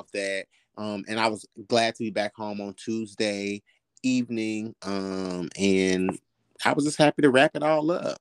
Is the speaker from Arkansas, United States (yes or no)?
yes; Arkansas, United States; moved away; I'm from Arkansas, country boy at heart, where we had chicken and goats in our backyard.